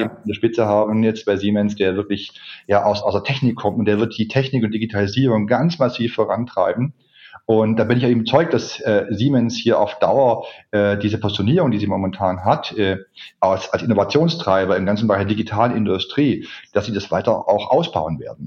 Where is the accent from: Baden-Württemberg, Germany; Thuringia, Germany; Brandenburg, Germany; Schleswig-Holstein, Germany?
Baden-Württemberg, Germany; Ulm; moved away as an adult; also born or lived in Heidelberg; da war ich bei der Volkshochschule in Ulm